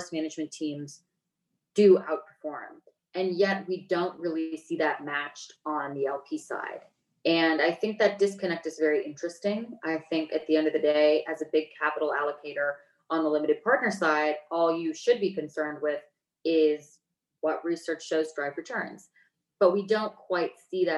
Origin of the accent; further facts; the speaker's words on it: United States; I grew up in Lake Tahoe, so it's literally beach and mountain in the same place